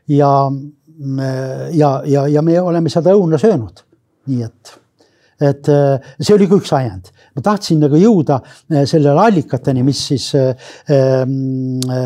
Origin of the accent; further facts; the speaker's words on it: Pärnu, Pärnu County, Estonia; ma ise olen Räämalt pärit